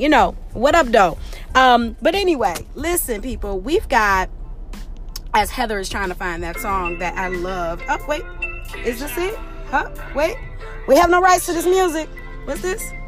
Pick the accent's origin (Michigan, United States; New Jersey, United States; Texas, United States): Michigan, United States; Detroit; We are in the city of Detroit